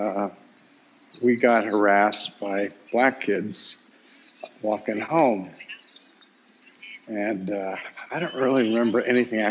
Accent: Sacramento, California, United States; also born or lived in Berkeley; I was going to McClatchy High School in Sacramento

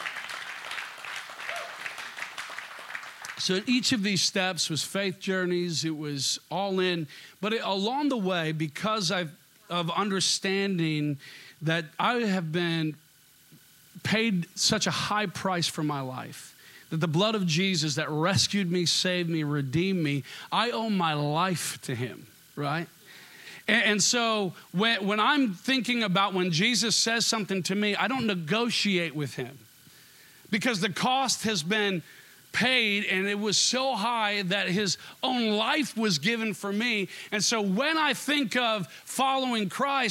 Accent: Minnesota, United States; accent: Minnesota; moved away as an adult; also born or lived in Seattle; my Minnesota accent

